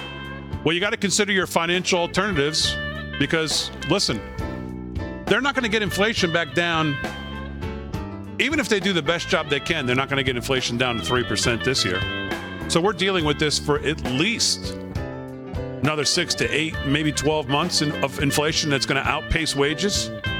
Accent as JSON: {"language": "English", "region": "West Virginia", "country": "United States", "tie": "born or raised there", "said": "inflation is the number one driving factor in people's minds, especially in my home state of West Virginia."}